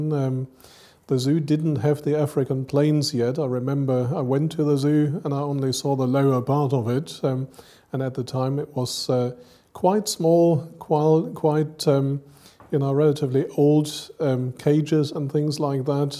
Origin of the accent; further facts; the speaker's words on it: Cologne, North Rhine-Westphalia, Germany; moved away as an adult; also born or lived in United Kingdom / Madagascar; now in Dublin, Ireland; And I grew up very closely to a zoo, Cologne Zoo, where I come from. I was born in Cologne